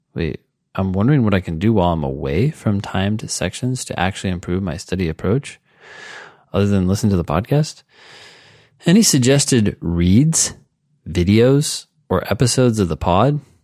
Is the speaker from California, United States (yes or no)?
yes; Cupertino, California, United States; also born or lived in Palo Alto; I grew up in Cupertino and then Palo Alto